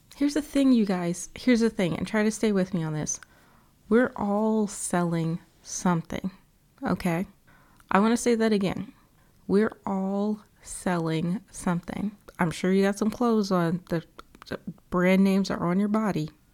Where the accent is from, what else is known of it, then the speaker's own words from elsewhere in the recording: Atlanta, Georgia, United States; I was born and raised in Atlanta